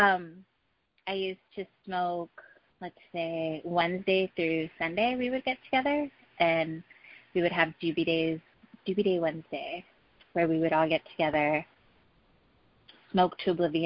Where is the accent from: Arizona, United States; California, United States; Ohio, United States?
California, United States; Los Angeles; I am from Los Angeles. I've always been – I'm a native.